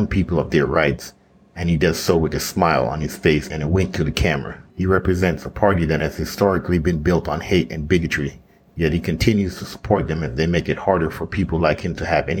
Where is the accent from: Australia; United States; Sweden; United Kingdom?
United States; As an American